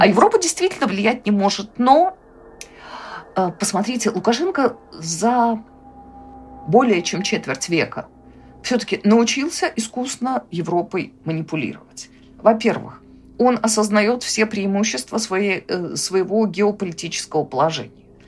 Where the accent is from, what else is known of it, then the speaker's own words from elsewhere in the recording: Belarus; мы, белорусы